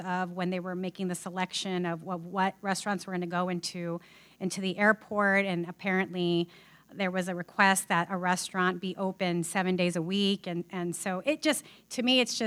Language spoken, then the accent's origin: English; San Antonio, Texas, United States; I am from San Antonio